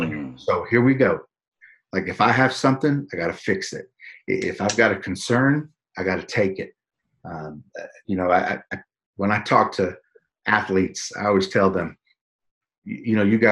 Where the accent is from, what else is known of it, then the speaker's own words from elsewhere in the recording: San Antonio, Texas, United States; My hometown right here.